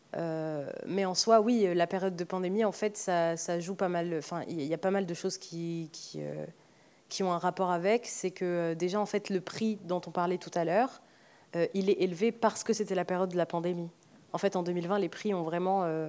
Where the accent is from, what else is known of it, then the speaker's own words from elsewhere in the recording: Algeria; moved away; also born or lived in Oran; je me suis pas mal détachée de, de, mon pays d'origine